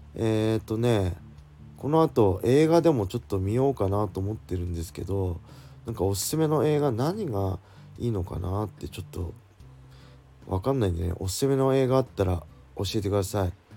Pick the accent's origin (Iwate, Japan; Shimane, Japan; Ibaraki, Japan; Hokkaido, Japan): Ibaraki, Japan; Tsuchiura; 地元土浦でね